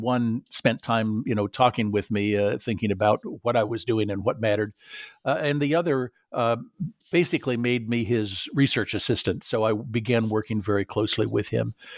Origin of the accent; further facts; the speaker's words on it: Southern California, United States; I grew up in Southern California